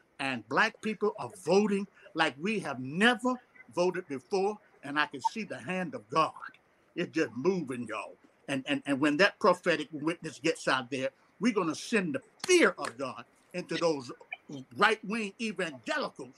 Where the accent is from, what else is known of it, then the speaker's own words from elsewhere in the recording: Brunswick, Georgia, United States; I'm from Brunswick, Georgia, where Ahmaud Arbery was shot and killed